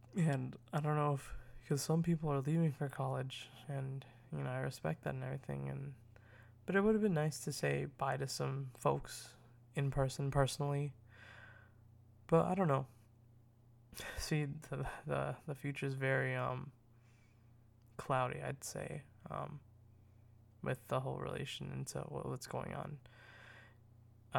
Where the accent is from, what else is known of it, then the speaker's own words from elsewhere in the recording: United States; I'm, I'm American